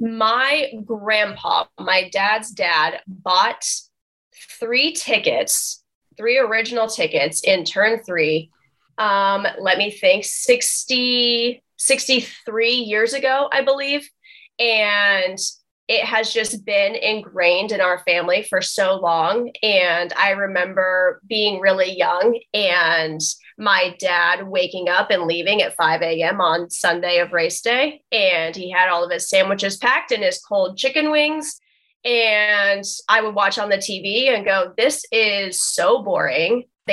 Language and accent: English; Wabash, Indiana, United States; now in Indianapolis, United States; It's actually the reason I moved to Indianapolis from Wabash, Indiana.